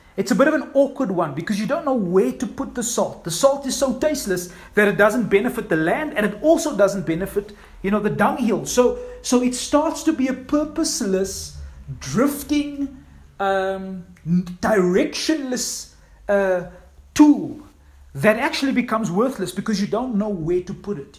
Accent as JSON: {"language": "English", "town": "East London", "region": "Eastern Cape", "country": "South Africa", "tie": "born or raised there", "said": "Cindy and I grew up in East London"}